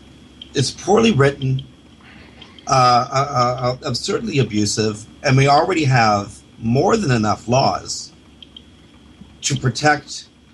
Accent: United States; Now, I'm American and in Canadian speak, I'm a very liberal person.

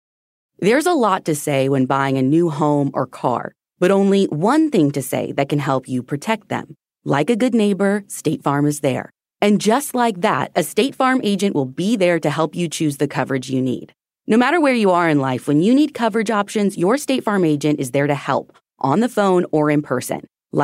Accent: Indiana, United States; my home state of Indiana.

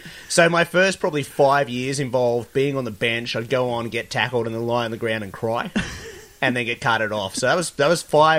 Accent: Sydney, New South Wales, Australia; moved away; also born or lived in Bathurst; From Sydney, bit of bush in the background. Bathurst is where I played all my rugby, about 3 hours inland.

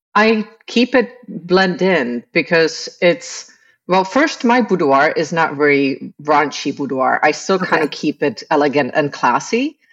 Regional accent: Prague, Czechia; moved away as an adult; now in Tampa Bay, United States; I was born in the Czech Republic.

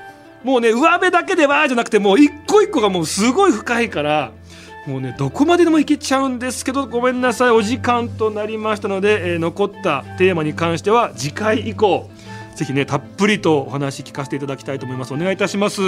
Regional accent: Nagano, Japan; 僕、長野県

